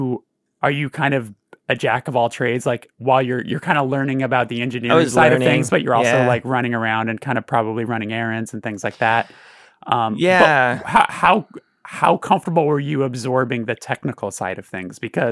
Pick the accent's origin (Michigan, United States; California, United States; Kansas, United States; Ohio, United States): California, United States; Burbank; growing up in Burbank is so strange because it feels very devoid of culture.